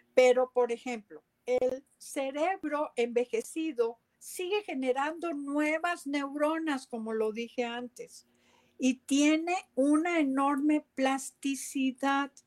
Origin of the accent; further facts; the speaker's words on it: San José, Costa Rica; yo soy costarricense y me crié en San José de Costa Rica